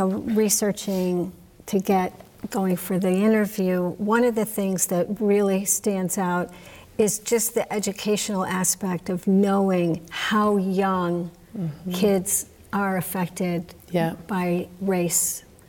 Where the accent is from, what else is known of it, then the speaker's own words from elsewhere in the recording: Amherst, Massachusetts, United States; Full disclosure, we're both from Amherst, Massachusetts. We're here in Greenfield, but I just want to say.